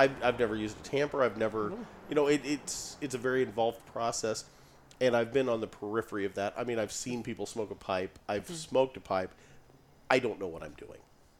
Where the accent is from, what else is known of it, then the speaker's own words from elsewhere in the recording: Carbondale, Illinois, United States; I grew up down around Carbondale.